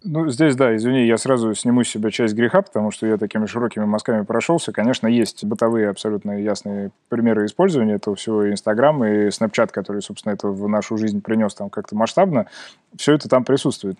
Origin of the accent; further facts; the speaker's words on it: Kemerovo, Kemerovo Oblast, Russia; моего родного города Кемерово